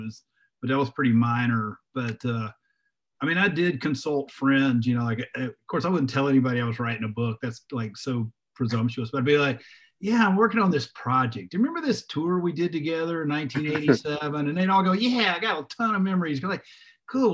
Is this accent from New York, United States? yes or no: no; Jackson, Mississippi, United States; where I grew up in Jackson, Mississippi, as a teenager